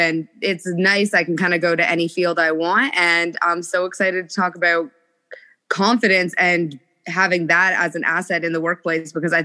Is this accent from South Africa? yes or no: no; Canada; I'm Canadian. I live in a very small town.